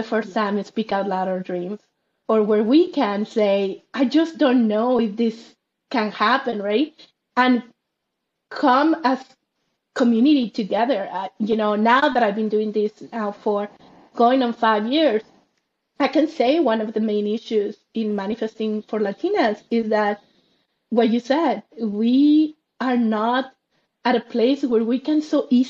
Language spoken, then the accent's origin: English; Monterrey, Nuevo León, Mexico; moved away; I grew up in Mexico, in Monterrey, Mexico.